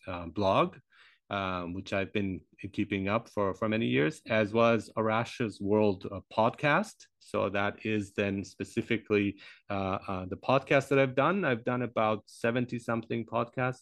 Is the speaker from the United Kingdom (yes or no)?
no; Germany; also born or lived in Iran; I grew up in Germany